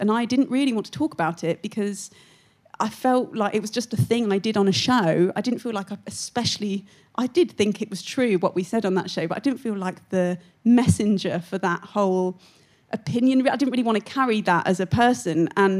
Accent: Syston, East Midlands, United Kingdom; Of course I know about pucker pies. I'm from Syston.

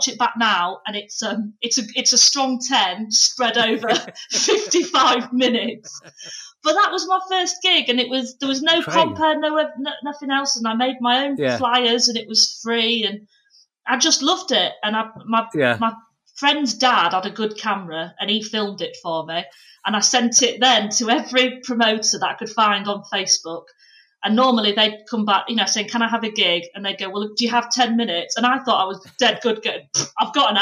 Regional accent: Pannal, Yorkshire and the Humber, United Kingdom

